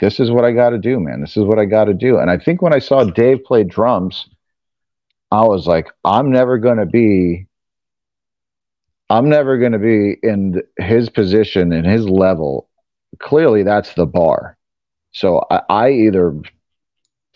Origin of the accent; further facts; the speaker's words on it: Broward County, Florida, United States; also born or lived in Venezuela; I grew up in Broward County, Florida, which is north of Miami